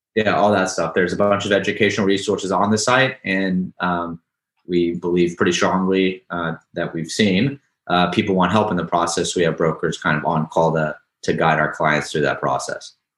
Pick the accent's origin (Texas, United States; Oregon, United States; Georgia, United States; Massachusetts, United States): Texas, United States; Houston; now in New York City, United States; I'm from Houston